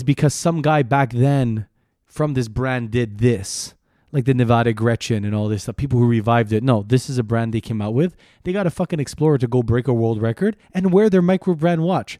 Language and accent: English; Canada; I'm proudly Canadian.